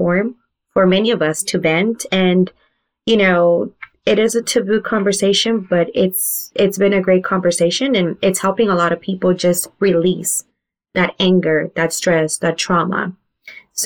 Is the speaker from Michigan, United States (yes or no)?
no; Fresno, California, United States; moved away as an adult; now in San Francisco, United States; I am from Fresno, California